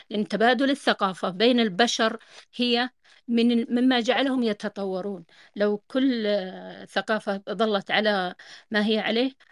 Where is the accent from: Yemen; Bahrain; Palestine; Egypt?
Yemen; أنا يمنية بس خارجة بر يعني عايشة طوال عمري يعني برا مولودة برا